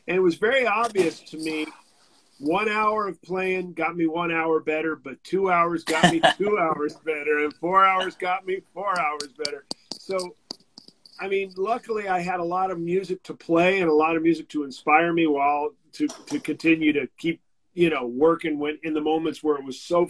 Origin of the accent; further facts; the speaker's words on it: San Francisco, California, United States; I grew up in San Francisco